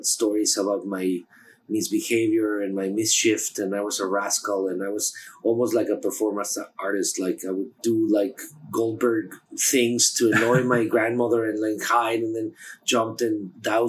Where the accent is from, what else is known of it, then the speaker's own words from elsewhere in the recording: Mexico City, Mexico; moved away as an adult; now in New York, United States; I was born in Mexico City